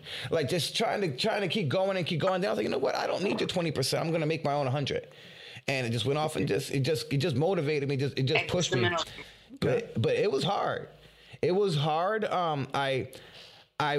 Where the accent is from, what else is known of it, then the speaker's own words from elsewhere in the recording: Philadelphia, Pennsylvania, United States; I'm from Philly. And they're like, you're from Philly. You ain't even got an accent.